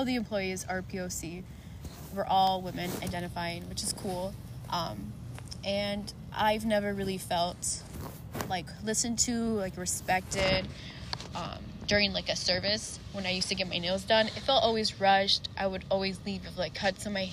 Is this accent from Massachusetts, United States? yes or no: no; North Carolina, United States; now in Minnesota, United States; I'm from North Carolina